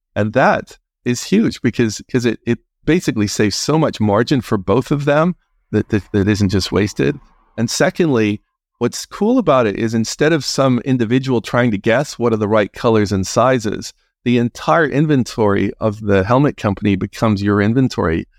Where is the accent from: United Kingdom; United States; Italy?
United Kingdom; Northern Ireland; moved away as an adult; also born or lived in England; I'm originally from Northern Ireland